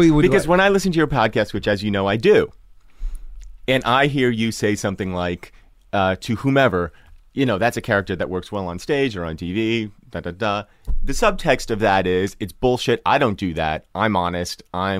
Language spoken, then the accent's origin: English; New Jersey, United States; Growing up in New Jersey, where I grew up, I was geographically unaware of almost every other town in New Jersey.